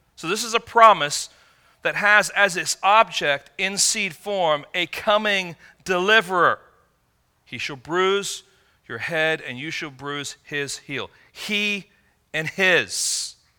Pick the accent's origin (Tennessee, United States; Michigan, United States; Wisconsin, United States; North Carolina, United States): Michigan, United States; growing up in Michigan